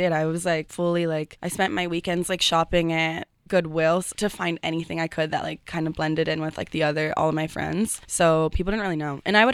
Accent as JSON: {"language": "English", "region": "Ohio", "country": "United States", "said": "I'm from Ohio and my mom was a secretary at like an elementary school"}